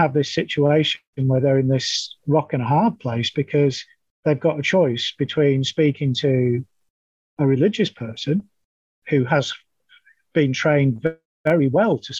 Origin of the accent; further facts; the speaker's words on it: New Zealand; moved away; also born or lived in United Kingdom; You'll guess from my accent that I'm originally from New Zealand. I arrived from the UK about 15 years ago